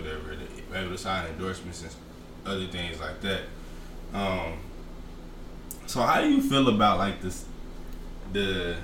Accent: Fort Worth, Texas, United States; I'm from Fort Worth

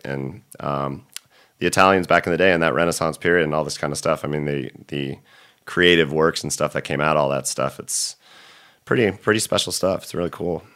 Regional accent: Orange County, California, United States; also born or lived in San Clemente / Fallbrook / Los Angeles; I'm from Orange County originally

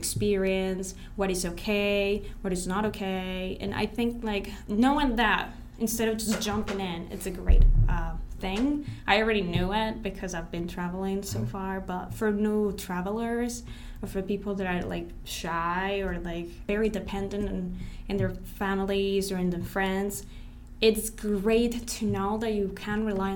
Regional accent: Colombia; now in United States; I'm from Colombia

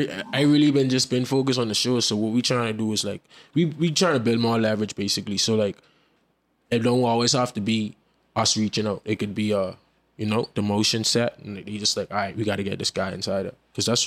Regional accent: Florida, United States; born there; I was born over there too. I was born in Florida.

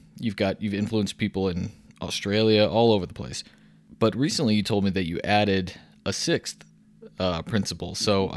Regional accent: Texas, United States; I grew up in viticulture in Texas

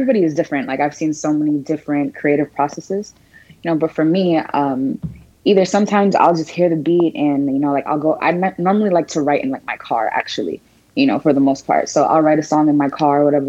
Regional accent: Broward County, Florida, United States; I love Florida. This is home. I was raised in Broward County

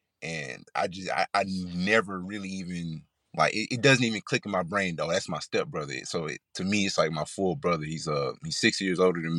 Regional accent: Clinton, Mississippi, United States; Oh, man, I'm from Mississippi. I'm from small town, Clinton, Mississippi. So if you know, you know. Shout out to Clinton.

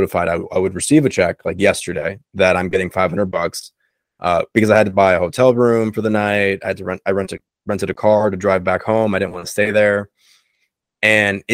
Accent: South Florida, United States; all the friends I have down here growing up in South Florida

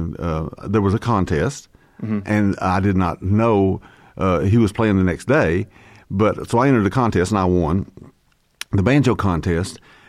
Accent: Fort Payne, Alabama, United States; Fort Payne, Alabama.

